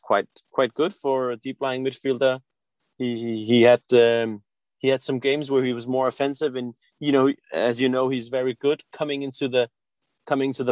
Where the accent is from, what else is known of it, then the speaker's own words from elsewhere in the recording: Denmark; also born or lived in Tehran, Iran / Liverpool, England; I was born in Tehran in 1984, and we moved to Denmark when I was about 5 years old.